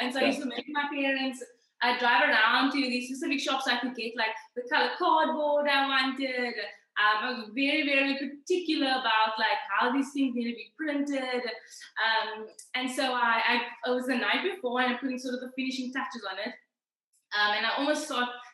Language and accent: English; Cape Town, Western Cape, South Africa; I am from Cape Town.